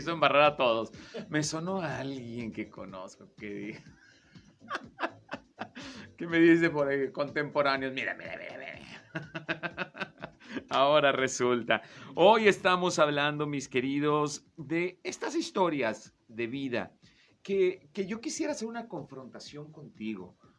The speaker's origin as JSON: {"language": "Spanish", "region": "Veracruz", "country": "Mexico", "moved": "yes", "lives_now": "Torreón, Mexico", "said": "yo vengo también de fuera de la laguna, yo vengo del estado de Veracruz"}